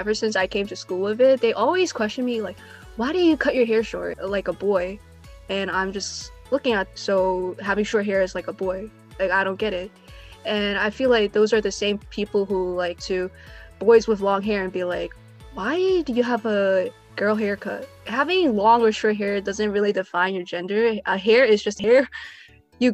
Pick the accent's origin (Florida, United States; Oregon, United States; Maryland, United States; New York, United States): New York, United States; New York City; I am from America, specifically from New York City